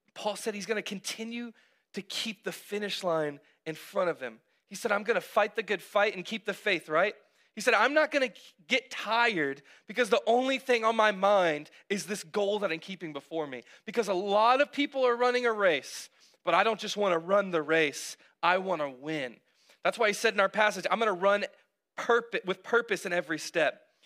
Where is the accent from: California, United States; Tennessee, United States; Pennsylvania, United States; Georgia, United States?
Georgia, United States; Cartersville; also born or lived in North Carolina / Texas; we had recently moved to Cartersville when I was uh, seven